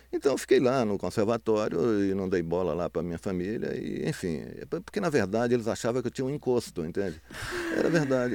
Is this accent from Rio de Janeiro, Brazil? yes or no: no; Montes Claros, Minas Gerais, Brazil; moved away as an adult; also born or lived in Belo Horizonte; eu saí de Montes Claros, saí com, de lá com 18 anos. Aí eu fui para Belo Horizonte.